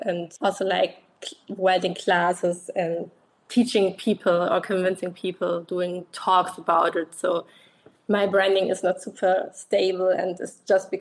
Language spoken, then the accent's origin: English; Germany; I'm from Germany.